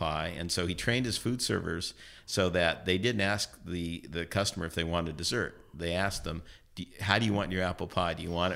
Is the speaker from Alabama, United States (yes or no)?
no; San Francisco, California, United States; I was born and raised in San Francisco.